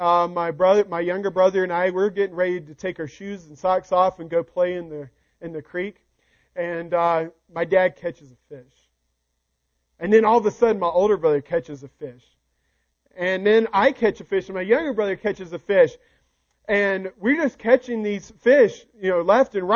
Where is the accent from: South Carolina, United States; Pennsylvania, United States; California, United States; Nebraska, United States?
South Carolina, United States; moved away; I'm from South Carolina, so one of our favorite places was to go up to North Carolina to the fish hatchery that was there. We lived in the foothills of South Carolina